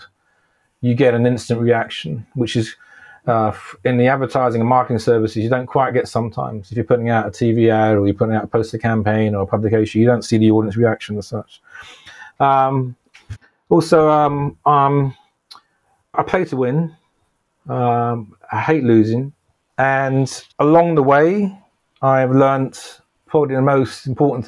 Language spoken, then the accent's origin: English; London, United Kingdom; I grew up in North London, a place called Palmer's Green